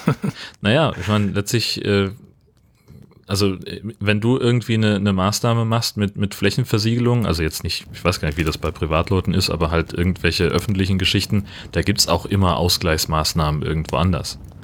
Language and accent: German; North Frisia, Schleswig-Holstein, Germany; Nordfriesland, meine Heimatregion hier